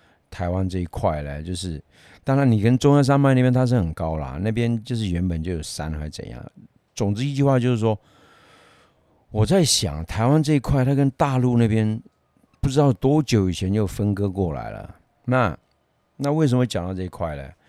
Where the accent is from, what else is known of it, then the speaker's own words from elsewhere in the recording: Yunnan, China; accent: Yunnan dialect; 我们云南话俗称口袋虫啊